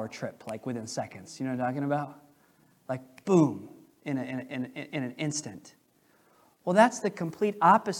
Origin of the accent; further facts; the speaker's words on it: United States; I'm an American